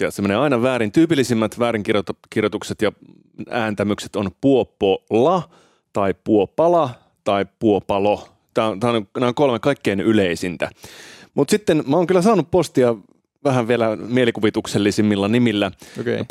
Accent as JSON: {"language": "Finnish", "country": "Finland", "tie": "born or raised there", "also_born_or_lived": "Italy", "said": "Mä oon syntynyt siis Italiassa Joo. ja saanut silloin Italian kansalaisuuden, mutta sitten muuttanut Suomeen vähän alle vuoden ikäisenä"}